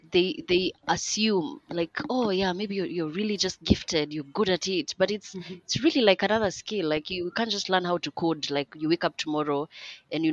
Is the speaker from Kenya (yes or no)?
yes; Kenya; English is a second language; I love being African, I love being Kenyan